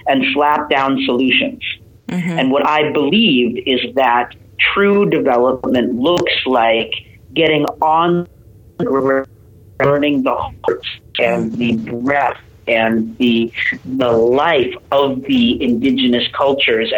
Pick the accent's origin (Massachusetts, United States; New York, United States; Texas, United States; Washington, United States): Massachusetts, United States; Boston; moved away as an adult; also born or lived in Calcutta, India / Seattle; now in India; I was adopted by a Canadian American family and grew up in Seattle for a little bit and then in Boston